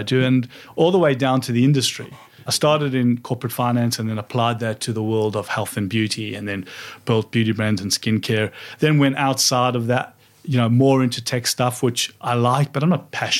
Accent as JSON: {"language": "English", "town": "Johannesburg", "region": "Gauteng", "country": "South Africa", "tie": "born or raised there", "moved": "as an adult", "lives_now": "Australia", "said": "growing up in South Africa"}